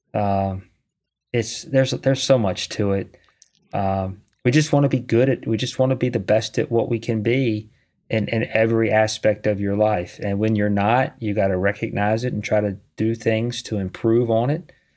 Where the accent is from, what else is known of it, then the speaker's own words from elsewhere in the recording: Charlottesville, Virginia, United States; moved away; I'm from Charlottesville